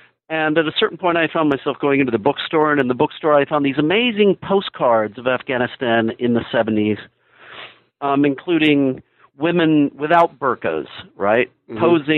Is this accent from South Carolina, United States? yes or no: no; Midland, Texas, United States; But I'm from Midland, Texas, which is the same town that our esteemed former President George W. Bush came from.